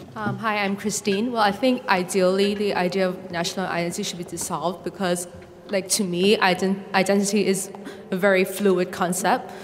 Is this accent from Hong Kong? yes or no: yes; Hong Kong; moved away as an adult; now in United Kingdom; well, I'm from Hong Kong, so I have a Hong Kong identity